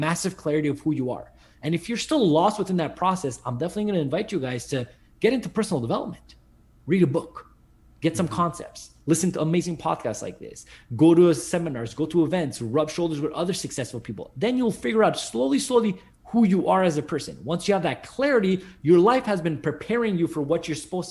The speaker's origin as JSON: {"language": "English", "town": "Montreal", "region": "Quebec", "country": "Canada", "said": "I'm from Montreal, Canada"}